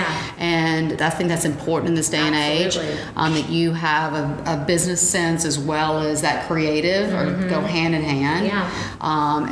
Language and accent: English; the South, United States; even though we were in the South